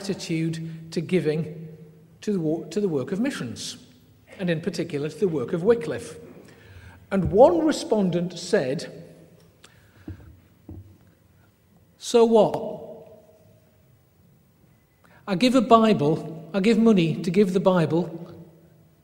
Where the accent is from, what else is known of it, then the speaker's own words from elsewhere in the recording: England, United Kingdom; I'm English